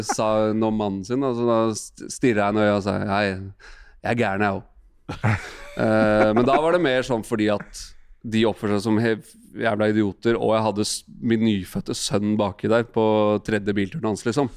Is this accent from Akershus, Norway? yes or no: yes; Asker, Akershus, Norway; Vi satt liksom hjemme i Asker og så på matchen. og Jeg var bare ni år gammel.